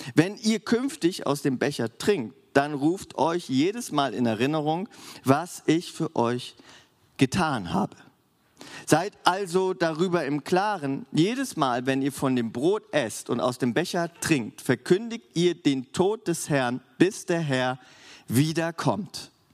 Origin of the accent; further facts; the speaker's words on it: Germany; für uns als Deutsche